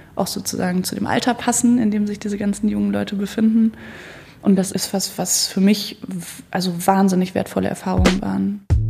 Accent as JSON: {"language": "German", "town": "Marburg", "region": "Hesse", "country": "Germany", "tie": "born or raised there", "moved": "yes", "lives_now": "Hamburg, Germany", "said": "Ich komme ursprünglich ja aus Marburg an der Lahn. Da bin ich aufgewachsen."}